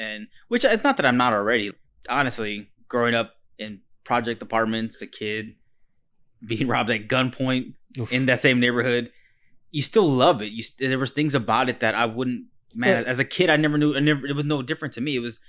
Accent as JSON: {"language": "English", "country": "United States", "tie": "born there", "said": "it's not my fault that I was born in America."}